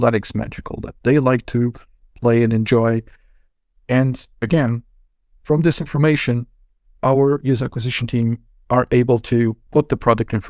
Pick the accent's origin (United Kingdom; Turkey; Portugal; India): Portugal; moved away as an adult; now in Finland; coming from my home country, Portugal